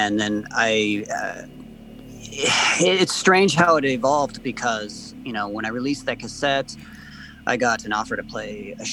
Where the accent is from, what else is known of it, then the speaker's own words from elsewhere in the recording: Montana, United States; I grew up in Montana, and, you know, and I grew up around a lot of the Old West towns and ruins